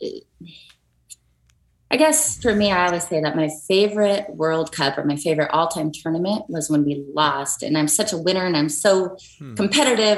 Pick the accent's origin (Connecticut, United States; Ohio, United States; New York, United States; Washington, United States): Washington, United States; Seattle; my hometown of Seattle